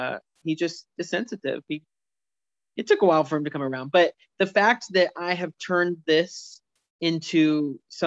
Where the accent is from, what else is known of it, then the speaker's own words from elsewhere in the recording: St. Louis, Missouri, United States; moved away as an adult; also born or lived in Warrensburg, Missouri / Chicago; now in Virginia, United States; I grew up in St. Louis